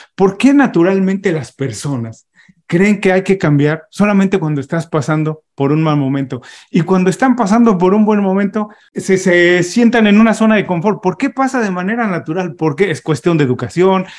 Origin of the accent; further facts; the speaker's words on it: Mexico; Mis papás no salieron de, de, de México, como muchísimos mexicanos, pero ellos emigraron del campo a la ciudad